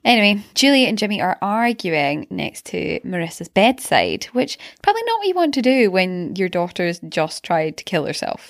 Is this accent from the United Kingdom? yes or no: yes; Glasgow, Scotland, United Kingdom; in Glasgow, um, we had the private school, which was round the corner from us